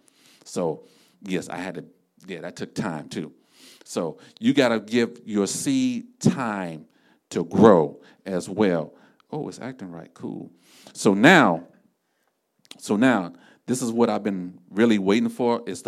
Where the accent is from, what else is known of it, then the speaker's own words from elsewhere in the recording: Florida, United States; We're from South Florida, so usually this time of the year, I'll be looking for them.